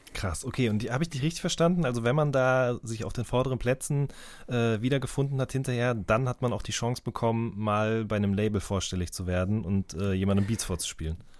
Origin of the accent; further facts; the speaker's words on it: the Ruhr border area near Unna, North Rhine-Westphalia, Germany; Ich komme direkt aus der Ecke